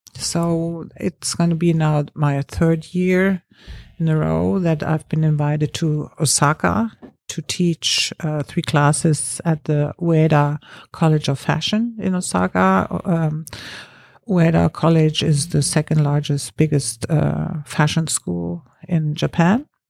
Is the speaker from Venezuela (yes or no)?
no; Germany; moved away as an adult; also born or lived in Berlin; now in Los Angeles, United States; I grew up in Germany